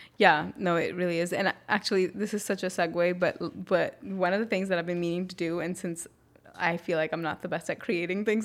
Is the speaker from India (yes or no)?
yes; North India, India; I'm from North India